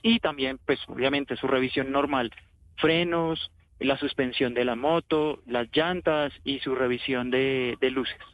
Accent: Colombia; como, buen colombiano o buenos colombianos

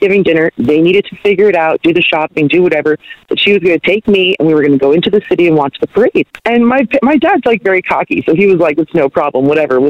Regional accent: Long Island, New York, United States; now in Carlsbad, United States; I grew up on Long Island, New York

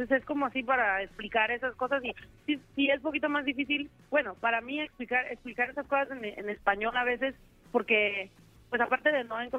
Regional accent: Mexico; como dicen, ¿verdad? que soy la mexicana con tremendos flows, pues, del flow, a ver cómo me sale el flow.

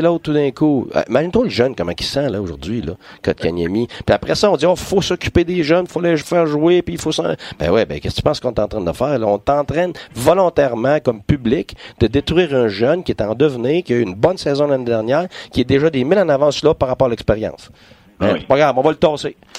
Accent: Quebec, Canada; je suis un Québécois

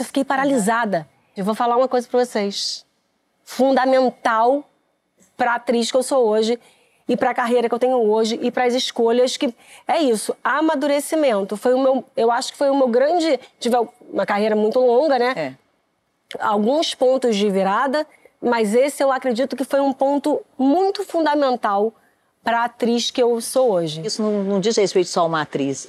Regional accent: Rio de Janeiro, Brazil; Eu morei no Meier até os meus 10 anos de idade

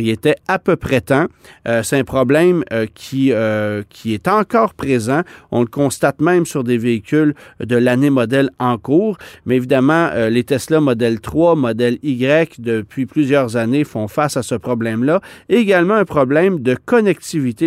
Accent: Quebec, Canada; chez nous au Québec

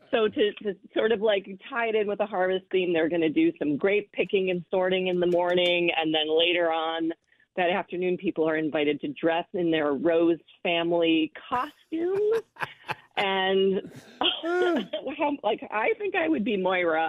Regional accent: Michigan, United States; now in Sonoma, United States; I'm from Michigan

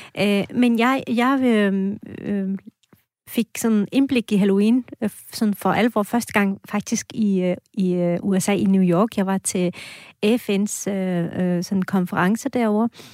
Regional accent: Esbjerg, Southern Denmark, Denmark; also born or lived in Anatolia, Turkey; now in Askov, Denmark; jeg er vokset op i Esbjerg

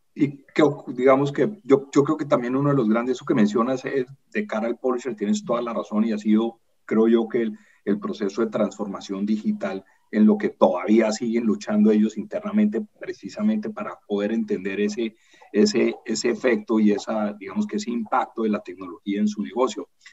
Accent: Colombia; yo soy colombiano

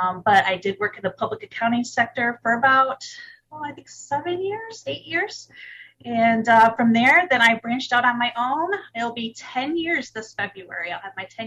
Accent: Michigan, United States; I'm originally from Michigan, and I'm still in Michigan. Been a Michigander all my life

